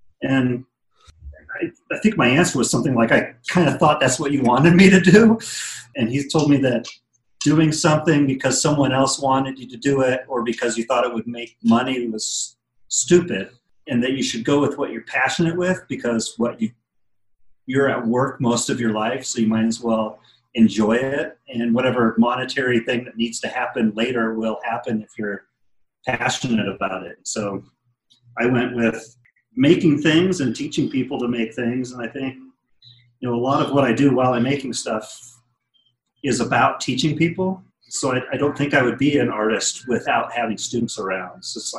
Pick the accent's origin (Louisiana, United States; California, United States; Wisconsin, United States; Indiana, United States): Wisconsin, United States; born there; I was born in Wisconsin, and then my dad worked for the government, so I moved kind of all over the place.